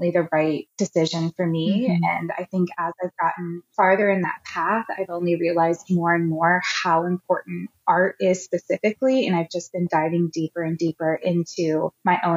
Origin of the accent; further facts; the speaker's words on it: Ohio, United States; I've grown up in the Midwest. I'm from Ohio. I've lived almost my entire life in the same sort of region in Ohio